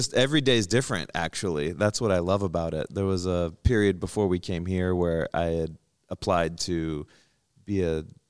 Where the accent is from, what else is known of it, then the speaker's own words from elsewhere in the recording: Florida, United States; also born or lived in Oklahoma; now in California, United States; I grew up in Florida.